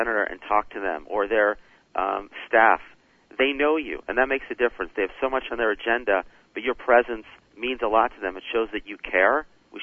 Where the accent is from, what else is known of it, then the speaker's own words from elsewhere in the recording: United States; as an American